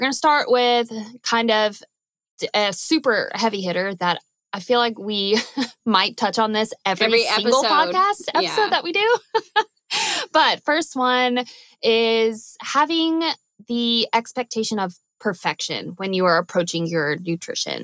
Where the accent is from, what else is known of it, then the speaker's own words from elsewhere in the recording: Louisiana, United States; now in Oklahoma, United States; I'm from Louisiana where we have hot and muggy, and then we have like cool and humid